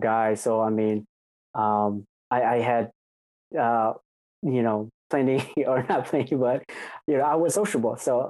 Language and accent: English; Menomonie, Wisconsin, United States; moved away as an adult; also born or lived in Arkansas; born and raised in Wisconsin. Yep, until I was about 18.